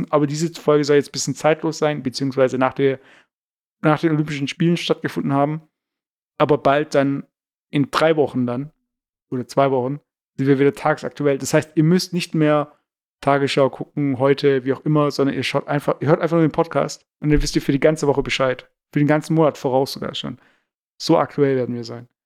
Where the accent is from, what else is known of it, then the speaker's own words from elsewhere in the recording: Baden-Württemberg, Germany; accent: Swabian; Also ich mag Schwäbisch eigentlich und ich bin, ich fühle mich eigentlich immer noch als Schwabe so.